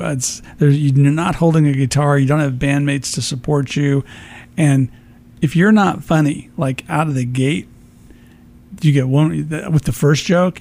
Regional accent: Peoria, Illinois, United States; also born or lived in Chicago; now in Phoenix, United States; I'm originally from Peoria, so I grew up in that space

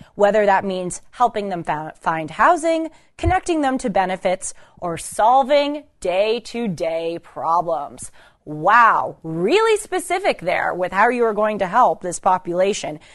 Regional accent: Los Angeles, California, United States; though I grew up in Los Angeles, I was raised here until I was eighteen

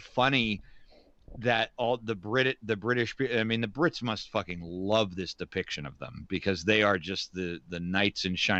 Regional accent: United States; as an American

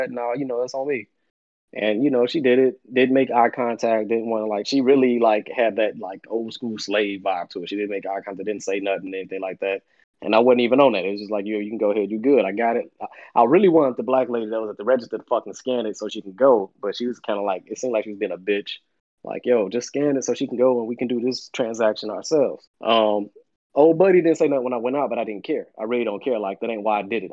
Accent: Chicago, Illinois, United States; I'm from Chicago

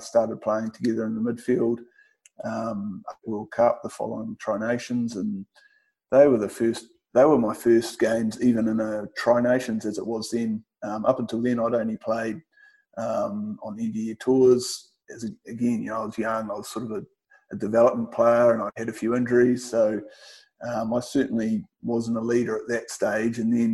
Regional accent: New Zealand; being in Kiwi

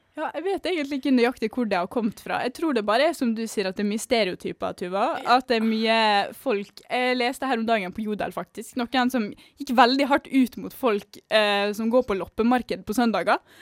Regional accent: Western Norway, Norway; moved away; also born or lived in Østfold; Vi får jo ganske mange stygge ting kasta etter oss på Vestlandet òg.

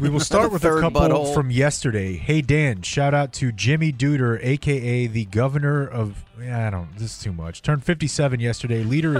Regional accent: London, United Kingdom; I'm a P1, born and raised in London.

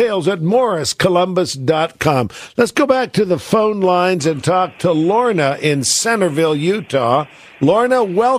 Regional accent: England, United Kingdom; Trying to steal the Falkland Islands from my home country, England.

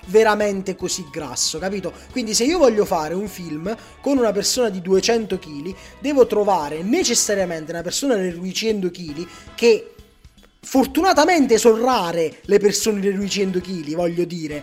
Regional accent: Cuneo, Piedmont, Italy; io per dire sono di Cuneo

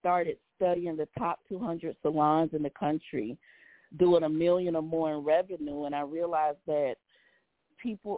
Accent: Savannah, Georgia, United States; my hometown, Savannah, Georgia

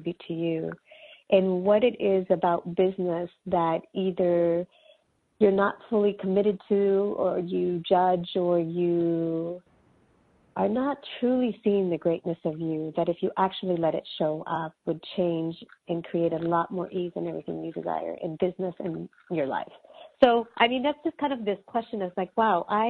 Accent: California, United States; first language Spanish; English is a second language; growing up in California, both my parents are from Mexico

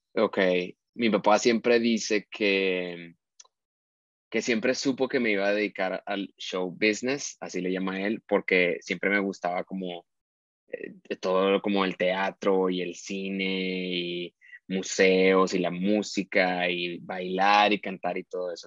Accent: Monterrey, Nuevo León, Mexico; crecí en Monterrey, en una familia de cinco personas

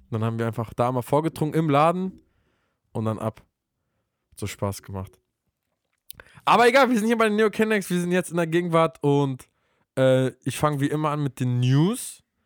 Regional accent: Berlin, Germany; Bei uns in Berlin

